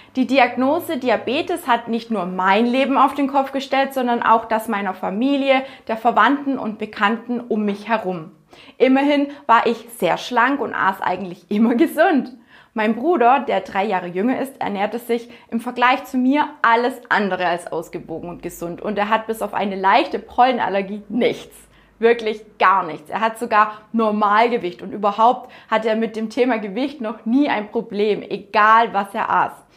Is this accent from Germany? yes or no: yes; near Günzburg, Bavaria, Germany; moved away; also born or lived in southern Black Forest; Aufgewachsen bin ich in einem kleinen Dorf in der Nähe von Günzburg.